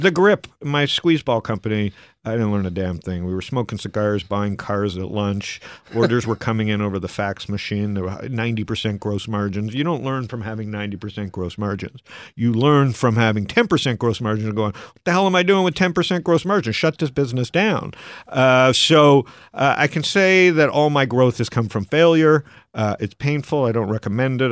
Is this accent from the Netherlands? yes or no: no; Canada; also born or lived in Arizona; now in United States; as a Canadian in America